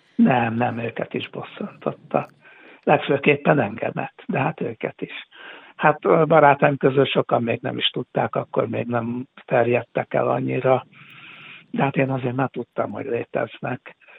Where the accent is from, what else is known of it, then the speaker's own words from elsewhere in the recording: Hungary; also born or lived in Budapest; én, én magyar vagyok